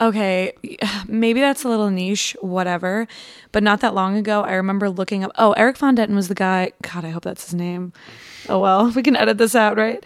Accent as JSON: {"language": "English", "area": "Long Island", "region": "New York", "country": "United States", "tie": "born or raised there", "said": "I'm from Long Island, and when I was little, we lived super close to the Nassau Coliseum"}